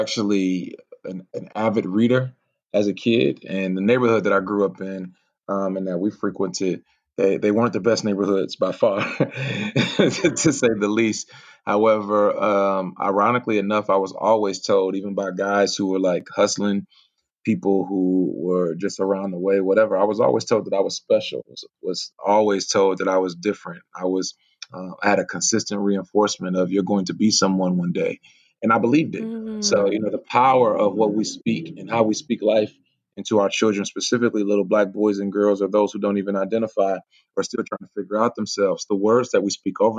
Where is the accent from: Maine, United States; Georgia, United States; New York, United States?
Georgia, United States; Atlanta; also born or lived in Myrtle Beach, South Carolina; I was born in Myrtle Beach, South Carolina. All my family is from South Carolina here in the States. And I was actually raised in Atlanta, Georgia